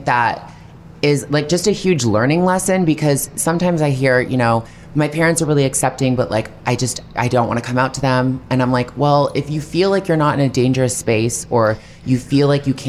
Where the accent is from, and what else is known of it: Toronto, Ontario, Canada